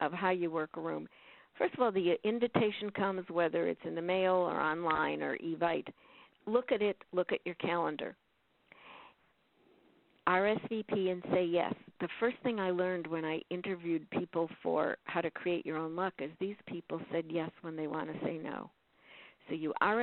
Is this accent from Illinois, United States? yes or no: yes; Chicago, Illinois, United States; moved away; I'm originally from Chicago